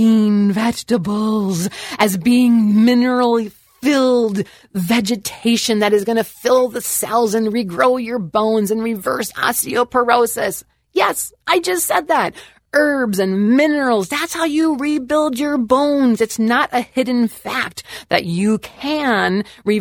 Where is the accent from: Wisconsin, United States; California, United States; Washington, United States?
Wisconsin, United States; I am from Wisconsin, moo, okay, land of the cows